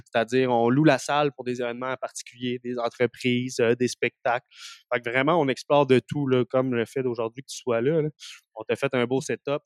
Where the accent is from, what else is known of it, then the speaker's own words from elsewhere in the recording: Abitibi, Quebec, Canada; now in Montreal, Canada; je viens d'Abitibi